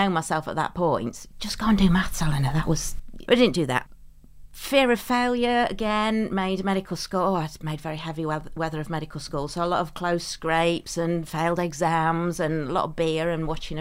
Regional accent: Derbyshire, East Midlands, United Kingdom; now in Sheffield, United Kingdom; Sheffield is my adopted home. I was from Derbyshire

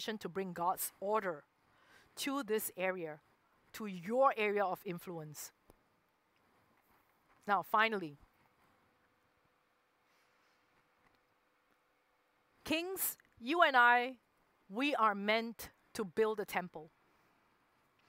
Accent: Singapore; moved away as an adult; I did grow up there. I spent 23 years, 24 years in Singapore.

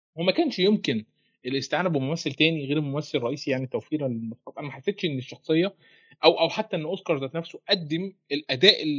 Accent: Egypt; هنا في مصر

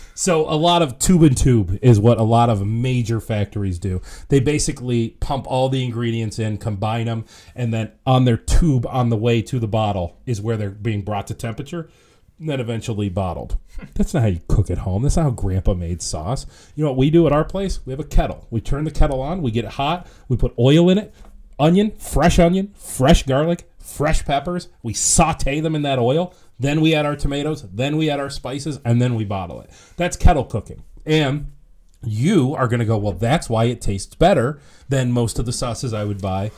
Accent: Ohio, United States; moved away as an adult; now in Rochester, United States; I'm not from here. I'm from Ohio

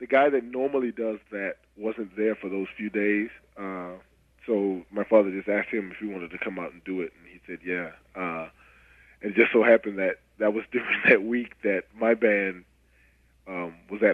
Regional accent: North Carolina, United States; I grew up in North Carolina

